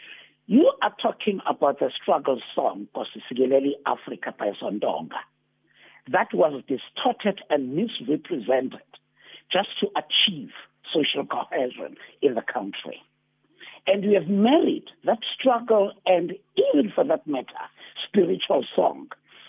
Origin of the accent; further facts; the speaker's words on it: South Africa; how we can come together as South African, is not to bury the past.